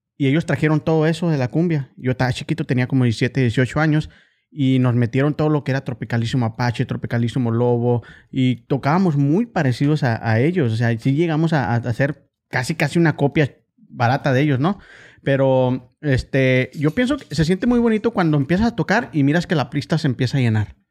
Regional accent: Ciudad Juárez, Chihuahua, Mexico; now in Oklahoma, United States; yo soy de Ciudad Juárez, pero traigo también todo eso

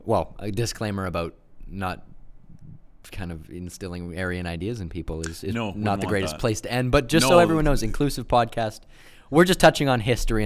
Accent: Canada; I'm a third generation Canadian, but I got a little Germany, a little Russia in me.

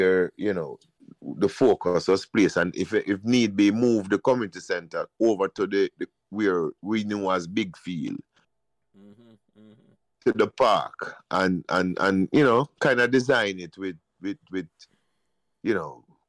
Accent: Pembroke Hall, Saint Andrew, Jamaica; When we grew up in Pembroke, every street have a bag of youth, you know.

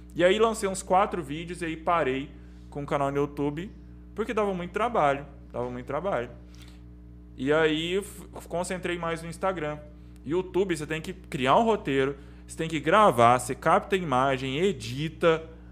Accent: Caldas Novas, Goiás, Brazil; Eu nasci aqui

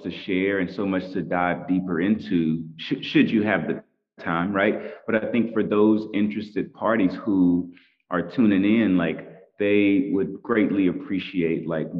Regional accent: Tulsa, Oklahoma, United States; moved away as an adult; now in New York, United States; Tulsa, and that's my hometown and I love it

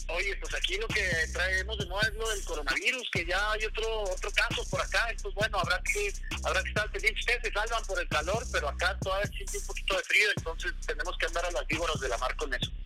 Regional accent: Chihuahua, Mexico; yo soy de Chihuahua

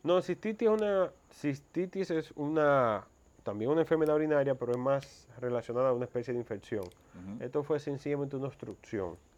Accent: Mao, Valverde, Dominican Republic; also born or lived in Santo Domingo; now in Santiago, Dominican Republic; yo me crié en Mao.

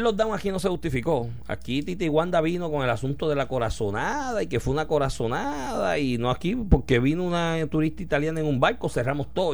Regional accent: Puerto Rico

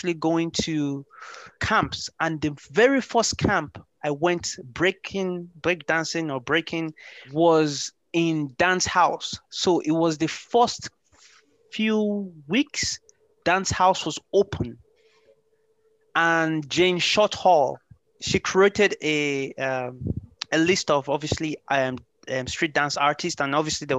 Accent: Ireland; also born or lived in Lagos, Nigeria / Limerick, Ireland; I am originally born in the ex-capital city of Nigeria, Lagos, and I grew up in Europe, more specifically in Ireland. I am based in Limerick City

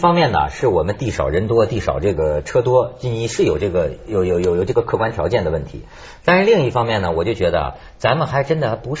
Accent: China; 我作为一个大陆人民哈，我我现在就发现啊，我我也了解中国的这个难处。

